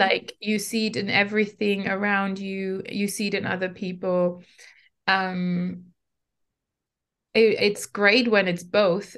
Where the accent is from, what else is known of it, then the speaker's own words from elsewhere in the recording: Germany; I was growing up in Germany in the nineties as an immigrant.